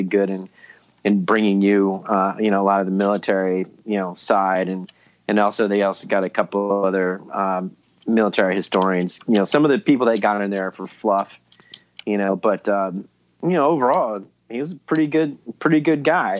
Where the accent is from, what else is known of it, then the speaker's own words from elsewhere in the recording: Ohio, United States; I'm from Ohio